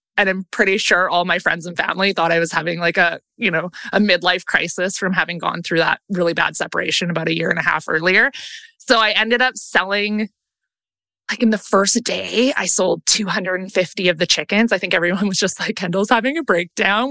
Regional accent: Langley, British Columbia, Canada; also born or lived in Vancouver; I was born and raised in Langley

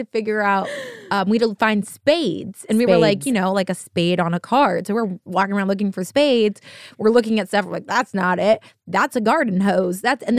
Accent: United States; We're American.

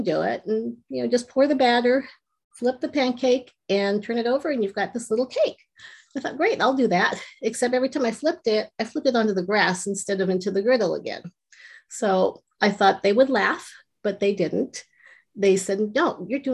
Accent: Los Angeles, California, United States; I grew up in Southern California and I went to a pretty rough school, junior high

